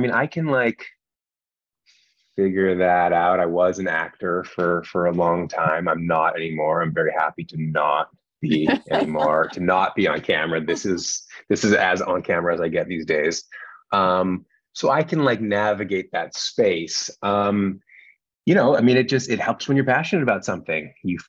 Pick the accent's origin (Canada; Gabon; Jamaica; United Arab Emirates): Canada; I'm from Canada originally.